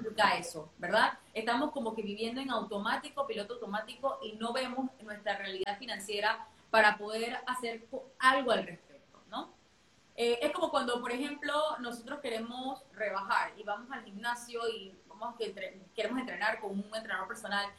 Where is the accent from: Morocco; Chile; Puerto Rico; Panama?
Panama; now in Dubai, United Arab Emirates; yo soy panameña, eh, vivo en Dubái